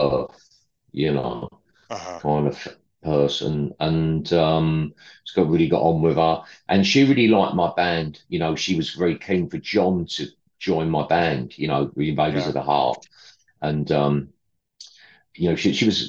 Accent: London, United Kingdom; I'm from the East End of London originally

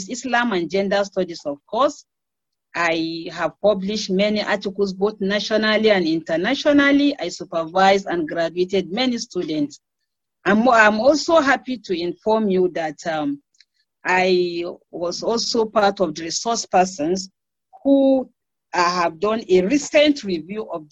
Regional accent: Jos, Plateau, Nigeria; moved away as an adult; now in Abuja, Nigeria; I was born in Jos Plateau State. I obtained all my educational career from University of Jos

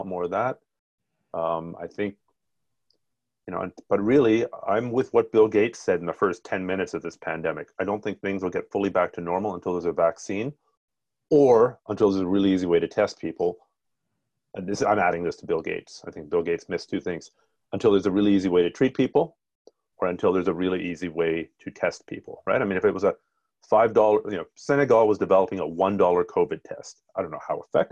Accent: Ontario, Canada; I grew up in Ontario

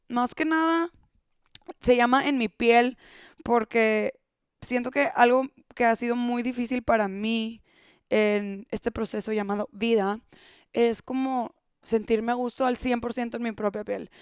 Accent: Monterrey, Nuevo León, Mexico; Soy de Monterrey, México

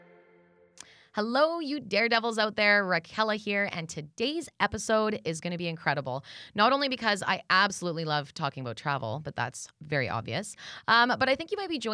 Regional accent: Lower Mainland, British Columbia, Canada; moved away as an adult; now in Kelowna, Canada; I'm from the Lower Mainland, and I moved to Kelowna about 10 years ago

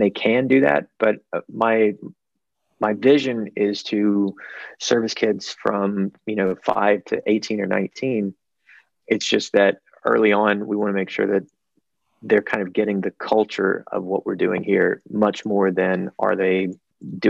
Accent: Mississippi, United States; in Mississippi, my home state

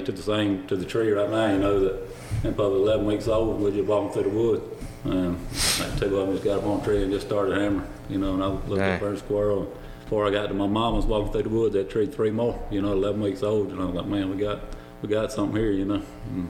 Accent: Lucedale, Mississippi, United States; I'm 45 from Lucedale, Mississippi.

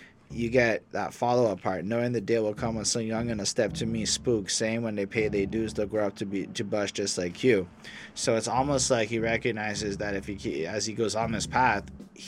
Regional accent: Montreal, Quebec, Canada; I come from Montreal

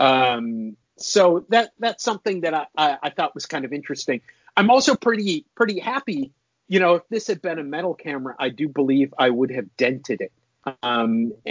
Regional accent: Minnesota, United States; I'm from Minnesota.

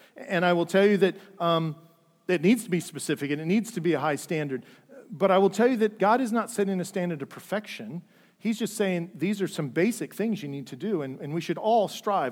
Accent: Dayton, Ohio, United States; I grew up in the Lutheran Church, uh, downtown Dayton

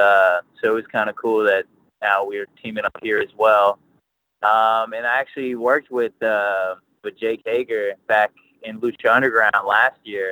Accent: Houston, Texas, United States; also born or lived in Katy, Texas; I was born in Houston. I lived there. I was like 10 or something like that. Then I moved to Katy, and now I'm back in Houston

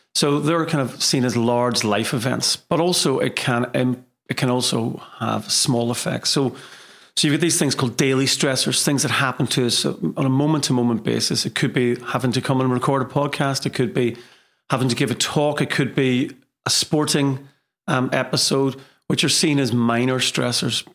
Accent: Derry, Northern Ireland, United Kingdom; moved away as an adult; also born or lived in Liverpool / Manchester; now in Leeds, United Kingdom; I hail from Derry, um, in Ireland, and So I've been in England now for many, many years.

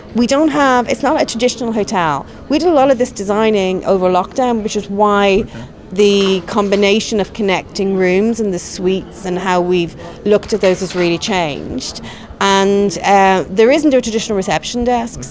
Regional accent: Ireland; accent: Irish; now in London, United Kingdom; my Irish accent

